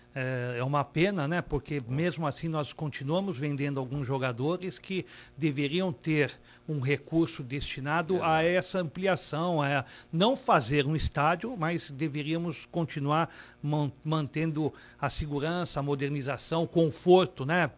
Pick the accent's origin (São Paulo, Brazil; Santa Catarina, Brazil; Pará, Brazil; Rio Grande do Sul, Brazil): São Paulo, Brazil; Santos; nós somos de Santos